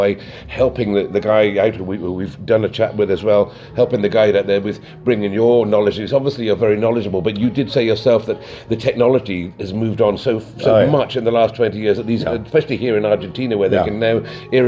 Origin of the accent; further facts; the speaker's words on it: Worcestershire, West Midlands, United Kingdom; from my hometown, Worcestershire